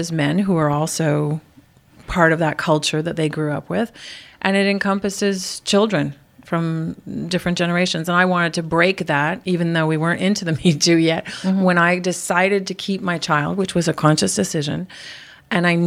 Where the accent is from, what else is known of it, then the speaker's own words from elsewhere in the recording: Montreal, Quebec, Canada; I'm from Montreal, I'm Irish, I'm French Canadian, we're loud